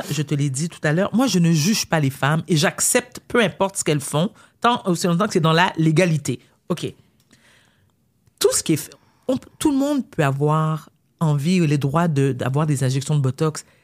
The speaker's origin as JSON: {"language": "French", "region": "Quebec", "country": "Canada", "tie": "born there", "said": "parce que moi, j'adore le Québec, je suis née au Québec, j'adore, pour moi, c'est le plus bel endroit où l'on peut vivre."}